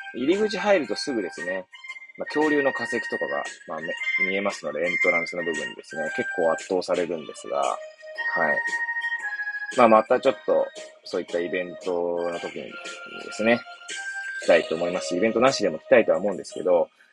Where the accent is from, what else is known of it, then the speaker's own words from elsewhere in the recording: Hachioji, Tokyo, Japan; moved away as an adult; now in Kamaishi, Japan; 私の生まれ育ったその八王子